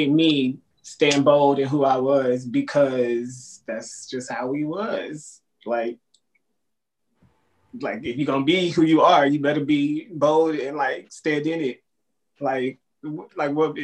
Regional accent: Fort Worth, Texas, United States; now in New York, United States; I'm from Dallas, Texas. Well, Fort Worth, Texas specifically

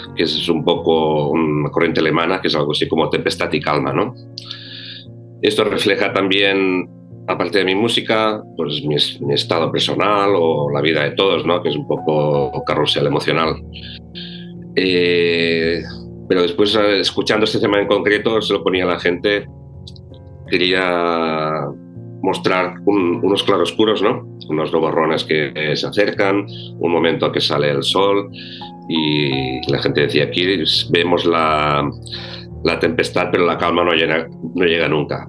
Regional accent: Ebro Delta, Catalonia, Spain; soy aluet, vengo del Delta del Ebro

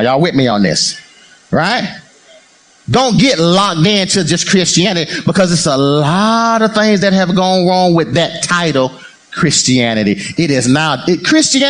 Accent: United States; I'm an American

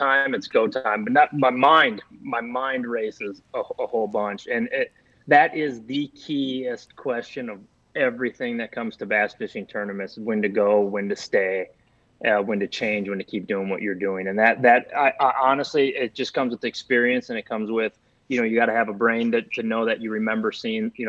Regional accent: Minnesota, United States; I grew up fishing those on Lake Minnetonka

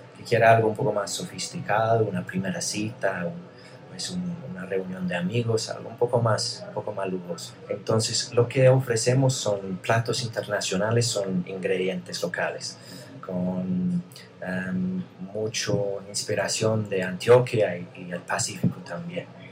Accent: United Kingdom; Spanish is a second language; now in Medellín, Colombia; yo soy británico

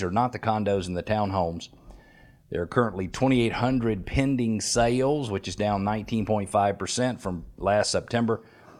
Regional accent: Atlanta, Georgia, United States; When I grew up right here in Metro Atlanta, born June 16th in 1968, right here in Metro Atlanta

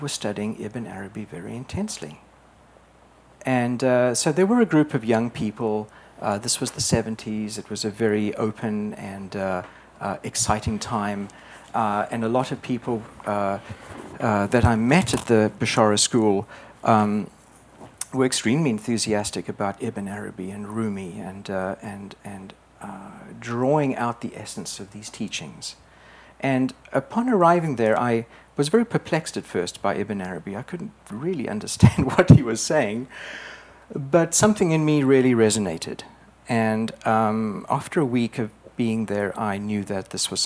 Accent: South Africa; moved away as an adult; also born or lived in England; I was born in South Africa

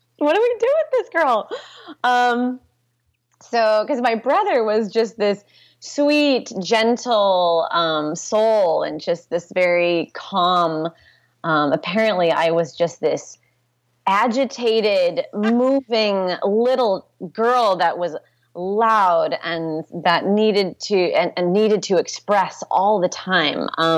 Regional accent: Portland, Oregon, United States; born there; I was born in Portland, Oregon.

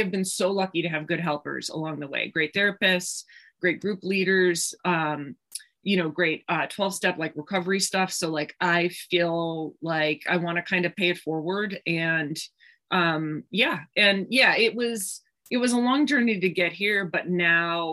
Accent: Milwaukee, Wisconsin, United States; I grew up in Milwaukee, Wisconsin, which is only about 90 miles north of Chicago.

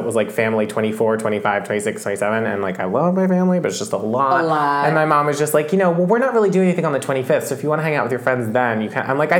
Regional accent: Philadelphia, Pennsylvania, United States; moved away; I went back to the East Coast, and I'm from Philadelphia, and I went via New York.

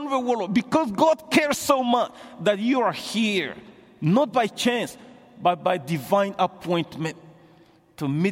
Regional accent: Mali; first language Bambara; English is a second language; moved away as an adult; now in Canada; growing up in Mali, I grew up with radio.

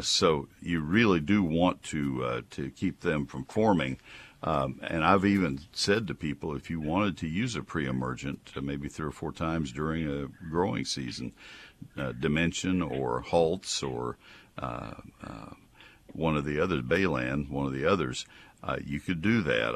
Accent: College Station, Texas, United States; I grew up in College Station. I mowed Saint Augustine for a living as a high school kid

